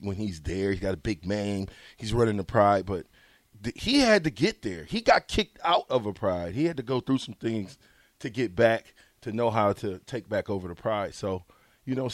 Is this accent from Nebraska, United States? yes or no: yes; Omaha, Nebraska, United States; I grew up in Nebraska, Omaha, in projects, of course